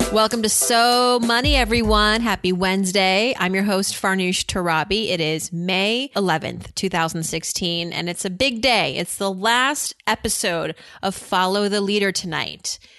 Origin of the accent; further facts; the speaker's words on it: East Coast, United States; I'm Iranian, that uh, I grew up on the East Coast